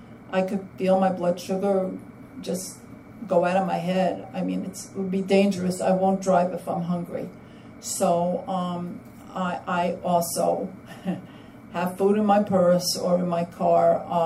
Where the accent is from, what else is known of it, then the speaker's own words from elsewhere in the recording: New York City, New York, United States; now in Massachusetts, United States; I'm … from Massachusetts, but transplanted from the only city that I was told everything else is a suburb, New York City.